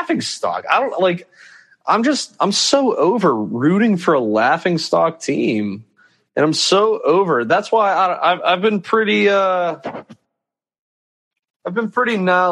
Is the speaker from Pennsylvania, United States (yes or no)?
yes; Pittsburgh, Pennsylvania, United States; I'm from Pittsburgh